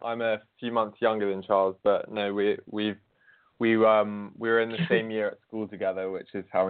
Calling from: Bath, South West England, United Kingdom; Yeah, and I'm calling from Bath in England.

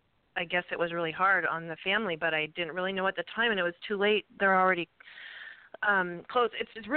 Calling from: Ventura, California, United States; Hi, I'm calling from Ventura, California.

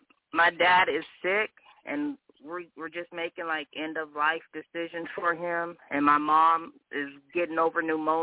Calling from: Arizona, United States; I'm calling from Arizona.

